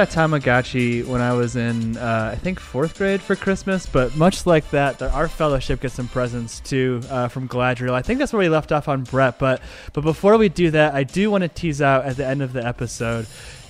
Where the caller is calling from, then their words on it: Louisville, Colorado, United States; I don't know if I said I'm recording from Louisville, Colorado